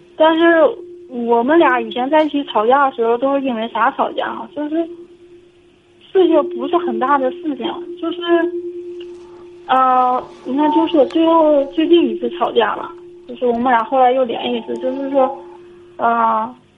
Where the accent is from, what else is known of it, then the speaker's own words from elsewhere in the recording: Liaoning, China; 我是辽宁的